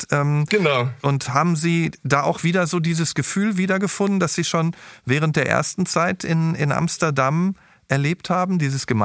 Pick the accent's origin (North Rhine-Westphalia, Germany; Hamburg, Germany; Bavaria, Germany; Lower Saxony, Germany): North Rhine-Westphalia, Germany; Dortmund; Kenne ich gut. Ich bin Dortmunder übrigens.